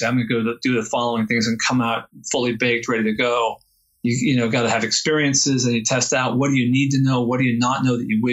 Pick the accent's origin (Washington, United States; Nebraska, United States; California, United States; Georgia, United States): California, United States; San Francisco Bay Area; I'm from the San Francisco Bay Area